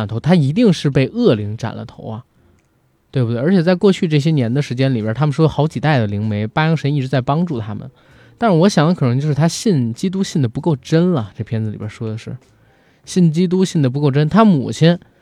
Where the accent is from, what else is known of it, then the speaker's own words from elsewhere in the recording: China; 首先当然首当其冲的就是我们是中国人